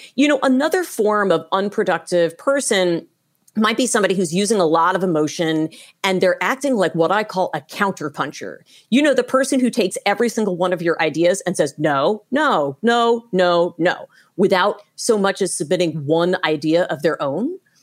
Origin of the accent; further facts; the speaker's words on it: United States; I'm an American